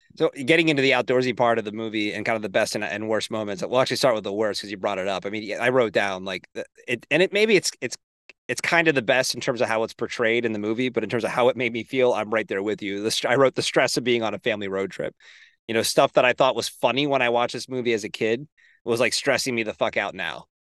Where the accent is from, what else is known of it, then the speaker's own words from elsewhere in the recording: Hershey, Pennsylvania, United States; I grew up near Hershey Park in Hershey, Pennsylvania